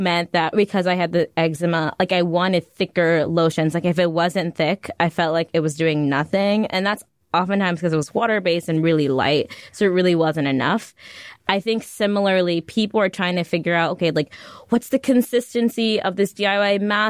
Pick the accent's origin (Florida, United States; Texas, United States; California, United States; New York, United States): New York, United States; Westchester; also born or lived in Antwerp, Belgium; I grew up actually in Westchester